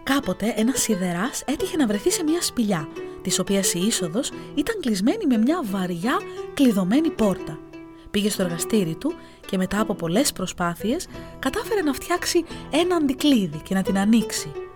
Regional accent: Heraklion, Crete, Greece; τον τόπο μου

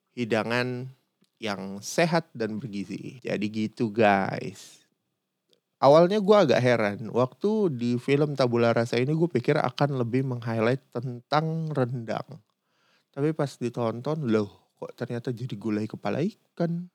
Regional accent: Jakarta, Indonesia; also born or lived in Padang; gue sendiri orang Padang, tapi gue gede di Jakarta

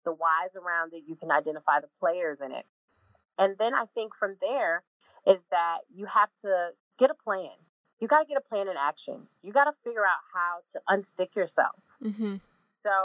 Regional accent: Illinois, United States; moved away as an adult; also born or lived in Jacksonville, Florida; now in Atlanta, United States; I'm from Illinois

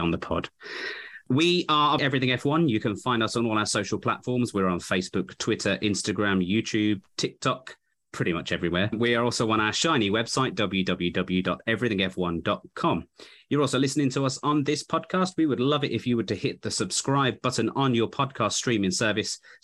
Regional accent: United Kingdom; as a British fan

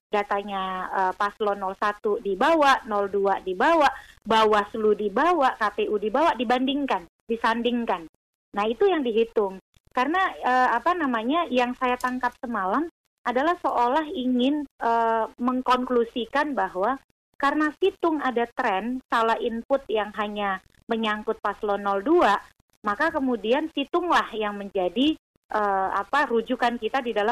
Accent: South Sumatra, Indonesia; di Sumatera Selatan, contoh kampung saya

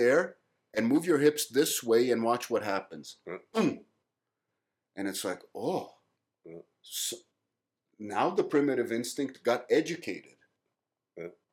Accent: Brazil; being Brazilian

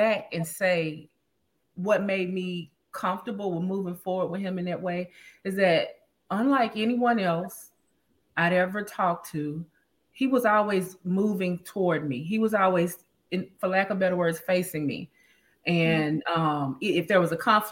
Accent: Memphis, Tennessee, United States; moved away as an adult; also born or lived in Dallas, Texas; now in Los Angeles, United States; I grew up, born and raised in Memphis

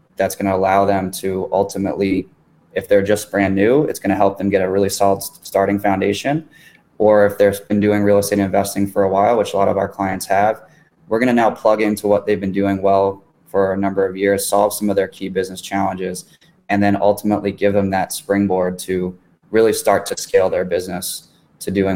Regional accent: Miami, Florida, United States; moved away; I'm in my hometown here

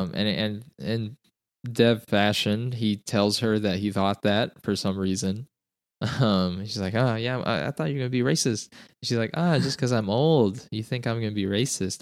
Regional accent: Utah, United States; moved away; I'm originally from Utah

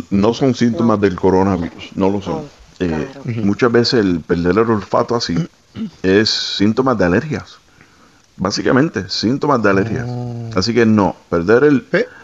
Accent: Guatemala; soy de Guatemala

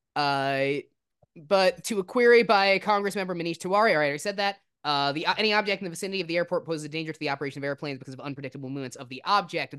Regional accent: New Jersey, United States; I grew up in New Jersey

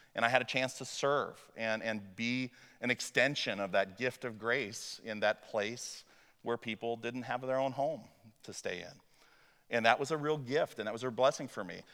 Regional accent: Illinois, United States; also born or lived in Waverly, Iowa; my experience growing up in Muhammad, Illinois

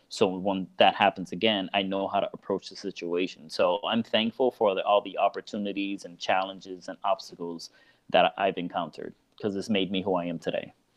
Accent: Miami, Florida, United States; moved away as an adult; now in Orlando, United States; I'm originally from Miami, um, and I've actually moved to Orlando about four or five years ago. Um, but Miami is my home

